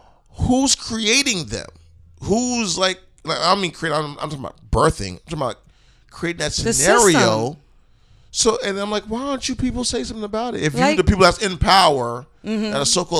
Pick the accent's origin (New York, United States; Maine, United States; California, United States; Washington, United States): New York, United States; New York City; sometimes I gotta shake my head at my own borough.